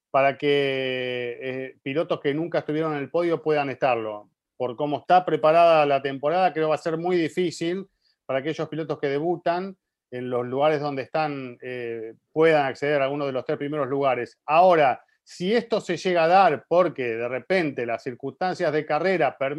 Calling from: Dominican Republic; Hola Giselle, Diego, Cristian y Juan de Fórmula Latina Podcast. … de República Dominicana.

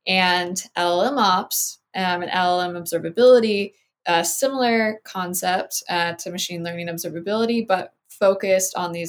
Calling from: Miami, Florida, United States; So I'm calling in from the Miami area in Florida.

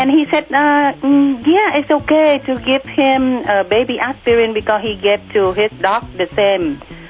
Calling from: Santa Barbara, California, United States; I'm calling from Santa Barbara.

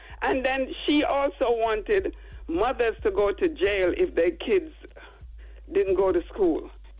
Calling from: Queens, New York, United States

